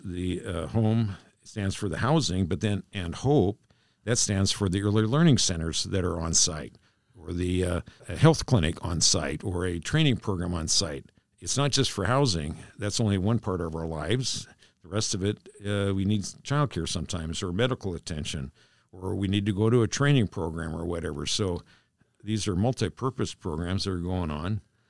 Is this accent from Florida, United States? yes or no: no; East Bremerton, Washington, United States; born there; Now, to set the record straight, I was born in East Bremerton, okay? It's a big difference.